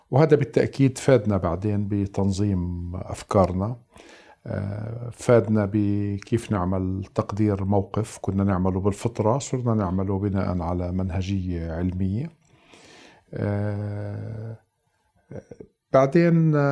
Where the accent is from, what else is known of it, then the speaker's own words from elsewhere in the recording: Nablus, West Bank, Palestine; تقاسم كل يعني عائلتين ثلاثة منزل وهكذا يعني نشأت في في نابلس بعد النكبة